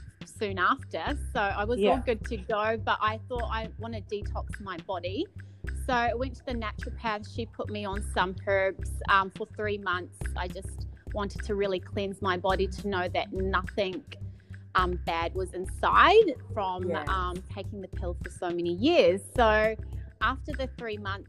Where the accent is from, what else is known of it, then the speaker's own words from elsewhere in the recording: New Zealand; now in Gold Coast, Australia; So I'm Kiwi. So I'm born and bred in New Zealand